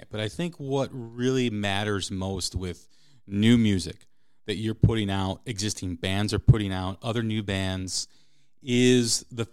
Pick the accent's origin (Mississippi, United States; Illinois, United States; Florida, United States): Illinois, United States; Chicago; the market that I grew up in Chicago